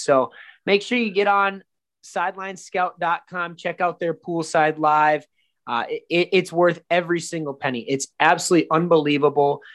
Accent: Minnesota, United States; I'm from Minnesota and I went to St. Cloud State University

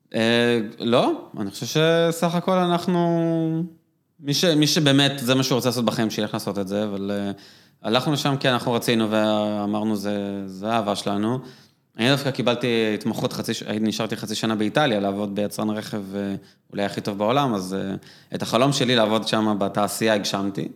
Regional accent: Israel; גדלתי במושב

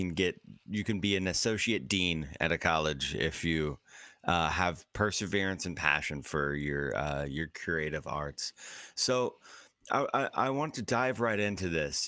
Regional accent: Washington, United States; I'm a Washingtonian, actually. I was born and raised in Washington State

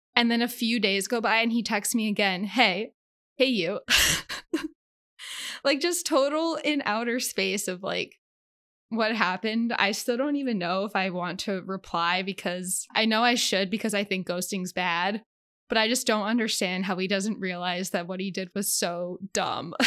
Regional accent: Connecticut, United States; moved away as an adult; also born or lived in Carlisle, Pennsylvania; now in Philadelphia, United States; I grew up in Connecticut

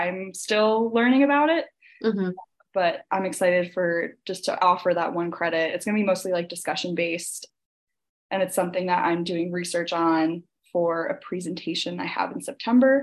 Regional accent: New Jersey, United States; I grew up in New Jersey

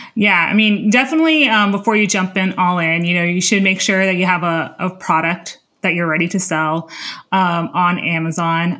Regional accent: Miami, Florida, United States; moved away as an adult; also born or lived in Palo Alto, California; now in Washington, D.C., United States; I was born and raised in, uh, Miami, Florida

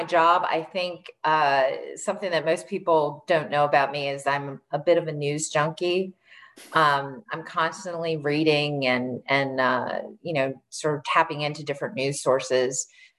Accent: Maryland, United States; In Maryland.

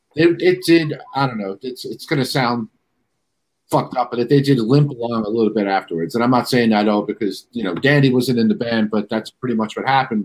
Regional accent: New York City, New York, United States; I was born at Kew Gardens, but the hospital's not even there no more.

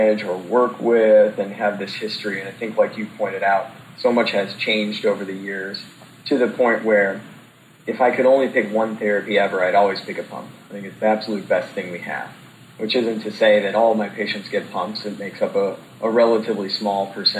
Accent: St. Louis, Missouri, United States; also born or lived in Indianapolis; I'm originally from St. Louis

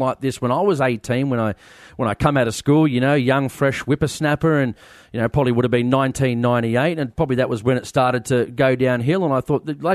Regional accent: Sydney, New South Wales, Australia; I grew up in Blacktown or Maryong, right next to Blacktown in Western Sydney.

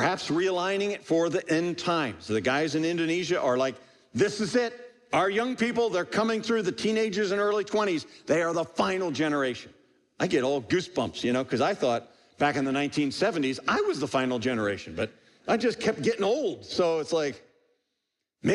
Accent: United States

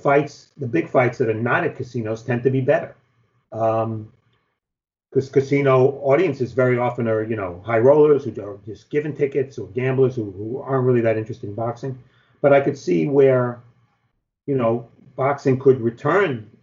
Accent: New York, United States; being a New Yorker

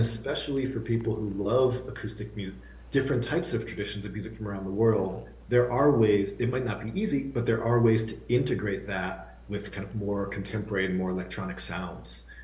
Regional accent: outside of Boston, Massachusetts, United States; a young kid growing up outside of Boston

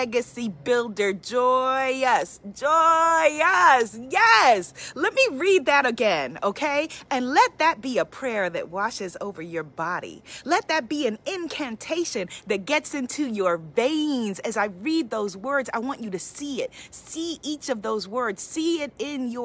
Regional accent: New York City, New York, United States; I'm a New Yorker, born and raised, been here

